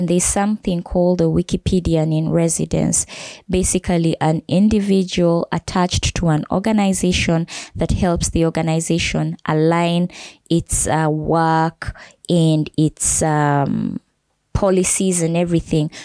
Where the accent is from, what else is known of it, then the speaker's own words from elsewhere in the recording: Kenya; now in Uganda; I grew up in Kenya